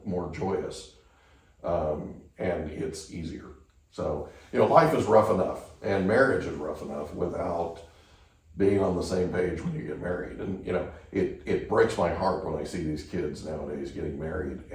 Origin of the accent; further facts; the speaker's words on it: Oklahoma, United States; growing up on a farm in Oklahoma